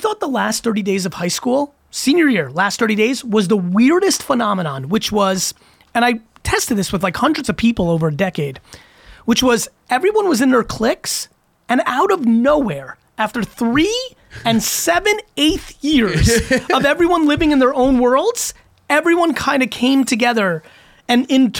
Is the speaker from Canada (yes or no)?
no; Russia; born there; And like, I was born in Russia. I was like, fuck Drago.